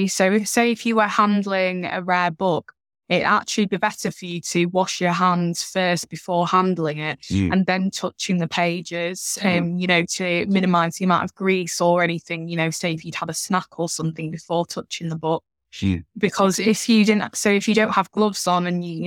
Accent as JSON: {"language": "English", "town": "Doncaster", "region": "Yorkshire and the Humber", "country": "United Kingdom", "also_born_or_lived": "Leeds", "said": "I'm from Doncaster."}